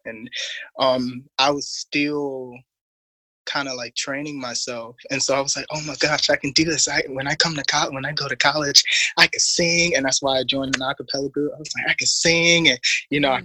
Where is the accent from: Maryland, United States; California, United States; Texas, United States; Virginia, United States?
Maryland, United States; Baltimore; also born or lived in Harlem, New York; now in Los Angeles, United States; I'm just this quirky middle child that's from Baltimore